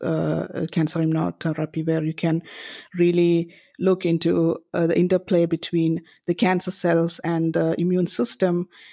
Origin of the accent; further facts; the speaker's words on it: Kerala, India; moved away; I come from India and, uh, I grew up in North and Cor-, Kerala in South India